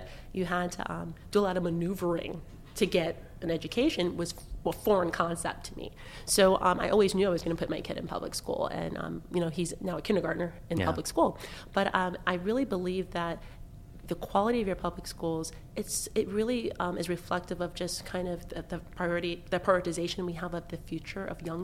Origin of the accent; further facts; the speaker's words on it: Virginia Beach, Virginia, United States; moved away as an adult; now in Baltimore, United States; I grew up in Virginia Beach